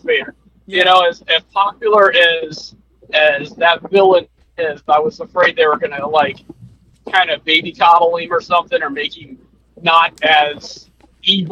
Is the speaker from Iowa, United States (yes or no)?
no; Florida, United States; moved away as an adult; also born or lived in New Jersey; growing up in Florida